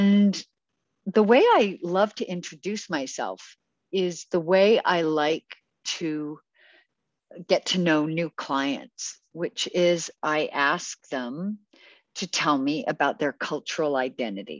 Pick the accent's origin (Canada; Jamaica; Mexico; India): Canada; also born or lived in United Kingdom; I'm Canadian. I was actually born in Britain, but raised in Canada.